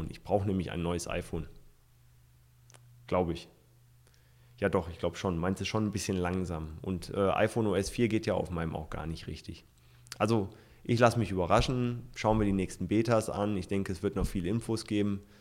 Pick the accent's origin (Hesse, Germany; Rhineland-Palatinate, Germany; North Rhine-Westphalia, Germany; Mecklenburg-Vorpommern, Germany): Hesse, Germany; Nutze ich zum Beispiel mit einem Freund in meiner Heimat in äh, Nordhessen.